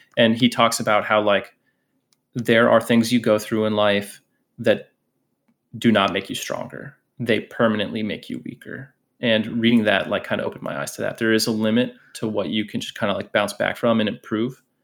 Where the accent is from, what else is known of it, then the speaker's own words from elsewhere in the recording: Scranton, Pennsylvania, United States; moved away; also born or lived in Orlando, Florida; I grew up originally in Pennsylvania, and then I moved to Orlando, Florida.